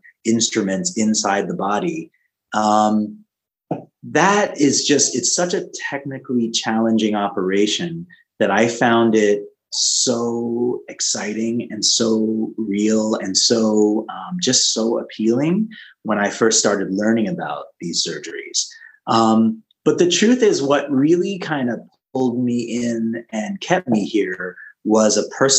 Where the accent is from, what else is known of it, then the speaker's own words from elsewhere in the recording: Canada; now in California, United States; I live in California, but I was raised in Canada, so still have ties